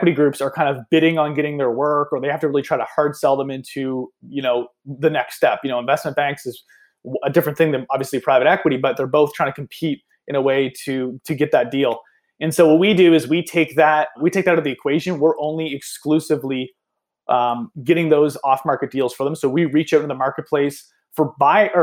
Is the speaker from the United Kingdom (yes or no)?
no; Nova Scotia, Canada; I'm personally Canadian. I'm from Eastern Canada here in Nova Scotia